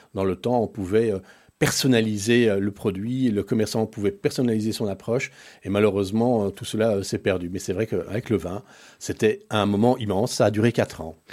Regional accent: Brussels, Brussels-Capital Region, Belgium; also born or lived in Paris, France; nous sommes arrivés en Belgique en 1971

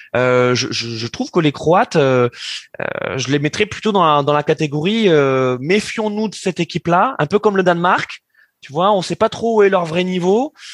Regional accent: France; en tant que Français

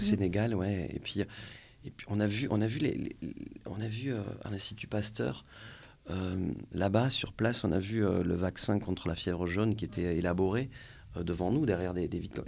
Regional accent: France; chez nous en France

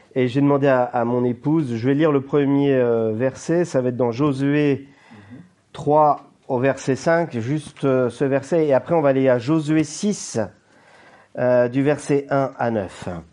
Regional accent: Brittany, France; en tant que Français, et breton

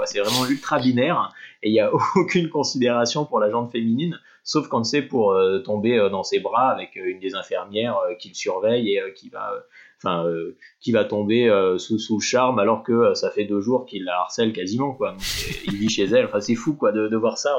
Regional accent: France; en tant que Français

